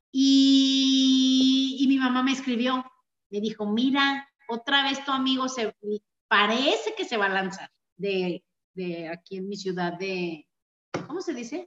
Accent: Mexico

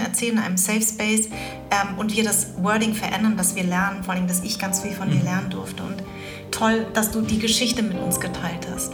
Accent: Germany; als ich klein war, habe ich gesagt, ich bin Deutsch. Dann habe ich irgendwann gesagt, ich bin Vietnamesin. Dann habe ich irgendwann gesagt, ich bin Deutsch-Vietnamesin

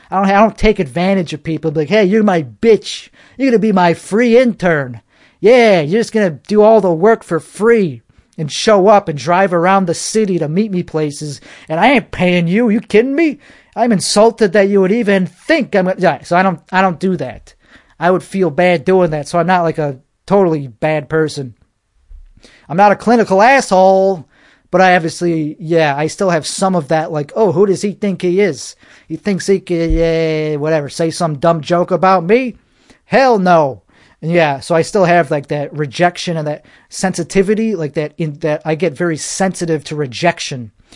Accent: United States; I'm American. That's what I am.

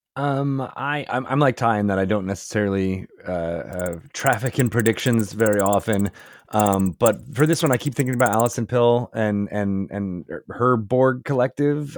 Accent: Syracuse, New York, United States; I was born in Syracuse, New York

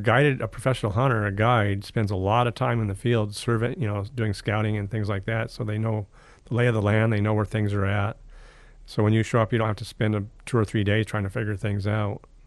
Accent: Palmer, Alaska, United States; I grew up in Palmer, but we hunted in the Nelchina Basin

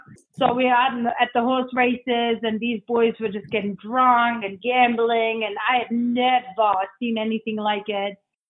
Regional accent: Germany; English is a second language; moved away as an adult; also born or lived in Australia; now in Pennsylvania, United States; I'm German, and I went to Australia to train some horses and learn English. I didn't speak English at the time.

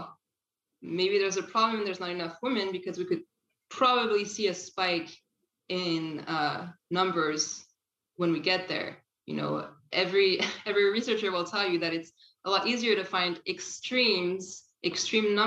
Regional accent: France; moved away as an adult; now in Canada; I didn't grow up here. Actually, I grew up in France. I've been in Canada for about 10 years now

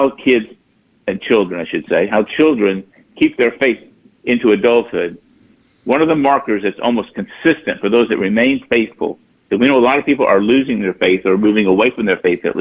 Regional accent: Dallas, Texas, United States; now in Baton Rouge, United States; I go to Dallas, my hometown

